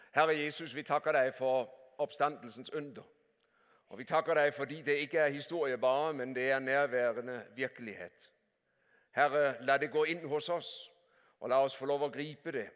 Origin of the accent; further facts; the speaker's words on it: Denmark; Norwegian is a second language; moved away as an adult; now in Norway; Jeg er ektefødt danske